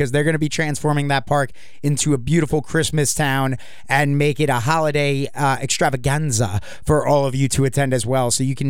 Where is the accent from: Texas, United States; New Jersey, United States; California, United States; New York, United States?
New York, United States; now in Virginia, United States; because I'm originally from New York, and the moment I got to Virginia